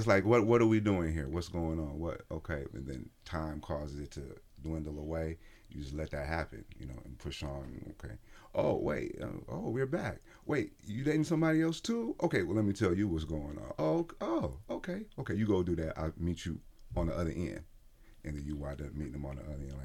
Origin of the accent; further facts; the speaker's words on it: Detroit, Michigan, United States; moved away; also born or lived in Erie, Pennsylvania; I was born in Pennsylvania, Erie, Pennsylvania, but I was raised in Detroit